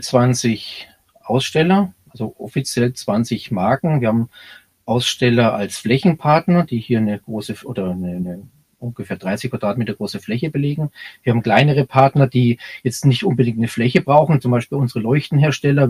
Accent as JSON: {"language": "German", "town": "Bayreuth", "region": "Bavaria", "country": "Germany", "tie": "born or raised there", "accent": "Franconian", "moved": "yes", "lives_now": "Munich, Germany", "said": "ich bin aus Bayreuth"}